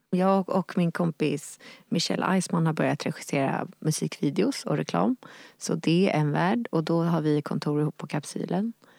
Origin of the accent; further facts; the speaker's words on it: Nacka, Stockholm County, Sweden; där jag växte upp i Nacka i Lillinge